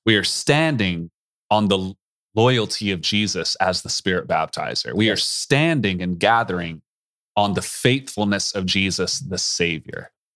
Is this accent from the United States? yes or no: yes; East Coast, United States; moved away; I grew up on the East Coast